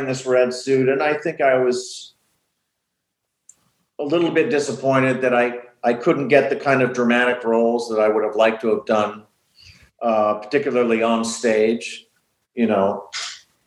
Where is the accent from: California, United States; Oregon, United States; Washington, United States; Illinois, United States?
California, United States; Los Angeles; We grew up in Sherman Oaks when it was still all kind of dairy farms and orange orchards.